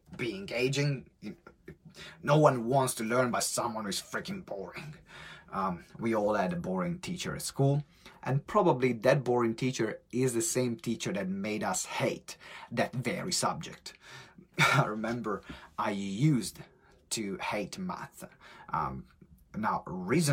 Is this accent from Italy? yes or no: yes; Italy; accent: strong Italian; English is a second language; moved away; my strong Italian accent